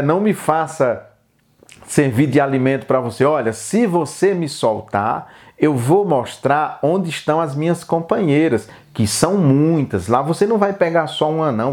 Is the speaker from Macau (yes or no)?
no; Brazil; nós, brasileiros